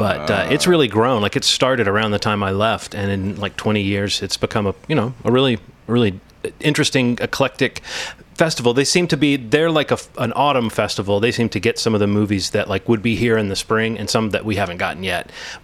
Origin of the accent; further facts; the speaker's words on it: Birmingham, Alabama, United States; moved away; My hometown festival.